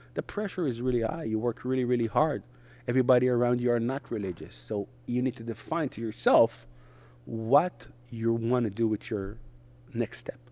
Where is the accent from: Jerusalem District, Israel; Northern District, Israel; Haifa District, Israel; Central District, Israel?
Central District, Israel; Netanya; first language Hebrew; English is a second language; moved away as an adult; also born or lived in Hong Kong / Samaria; I was born and raised in Israel